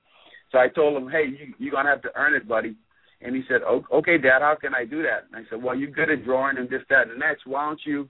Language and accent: English; Bahamas; moved away; also born or lived in Florida; I grew up in the Bahamas